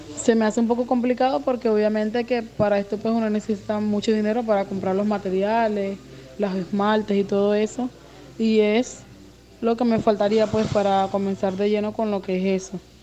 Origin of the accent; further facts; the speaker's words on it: Venezuela; moved away as an adult; now in Barranquilla, Colombia; soy migrante venezolana. Llegué acá a la ciudad de Barranquilla el 19 de febrero del año 2019